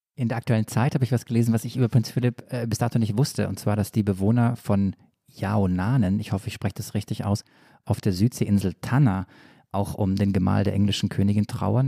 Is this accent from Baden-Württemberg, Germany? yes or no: yes; Swabia, Baden-Württemberg, Germany; accent: Swabian